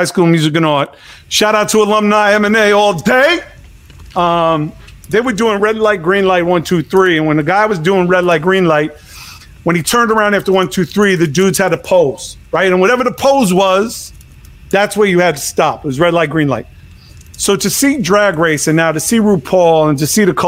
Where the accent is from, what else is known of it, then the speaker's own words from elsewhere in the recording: New York, United States; When I was growing up in New York